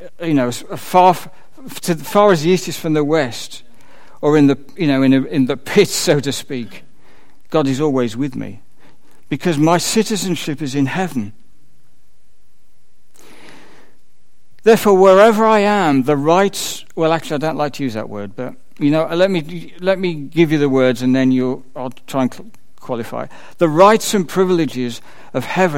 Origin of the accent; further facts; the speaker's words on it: United Kingdom; I'm a citizen of the UK. I have a British passport.